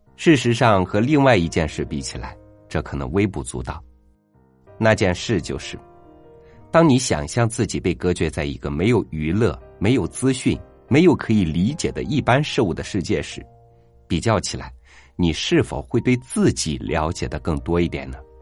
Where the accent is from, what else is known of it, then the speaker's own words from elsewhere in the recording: China; 我们中国人